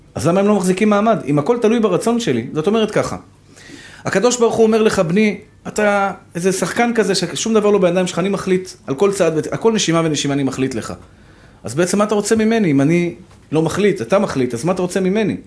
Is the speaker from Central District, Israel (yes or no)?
no; Tel Aviv, Tel Aviv District, Israel; אני גדלתי בשכונת התקווה